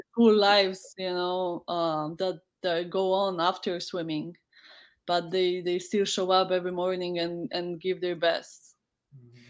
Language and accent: English; Poland; English is a second language; moved away as an adult; also born or lived in United States; I decided to to um, to leave my my home uh, city